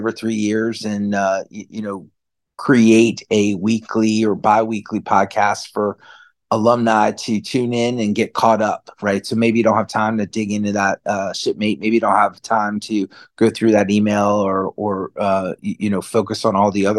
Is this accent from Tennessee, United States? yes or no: no; Southern Maryland, United States; I'm from Southern Maryland.